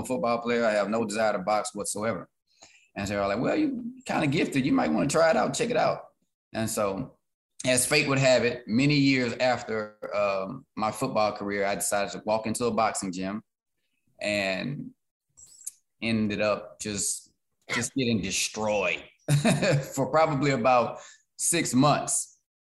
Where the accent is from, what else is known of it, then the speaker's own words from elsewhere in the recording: Beaumont, Texas, United States; Beaumont in my city